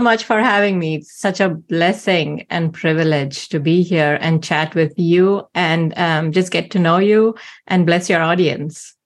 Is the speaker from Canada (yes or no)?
no; India; moved away; growing up in India, because almost everyone around you is not a Christian.